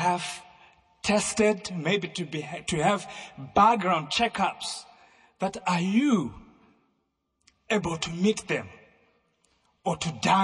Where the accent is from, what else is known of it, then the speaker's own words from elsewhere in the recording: United Kingdom; I come from United Kingdom